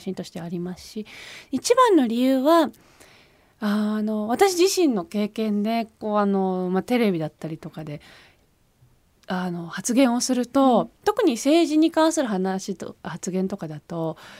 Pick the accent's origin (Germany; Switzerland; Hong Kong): Switzerland; now in Japan; 自分の中でその日本のアイデンティティというのが、はい、スイスに住んでいながらも育ってきた